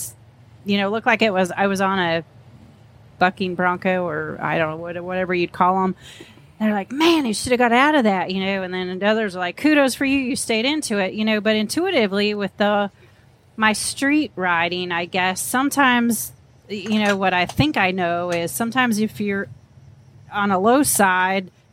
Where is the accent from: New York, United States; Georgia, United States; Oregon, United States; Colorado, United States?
Oregon, United States; McMinnville; moved away; also born or lived in Wisconsin; I was born and raised in Oregon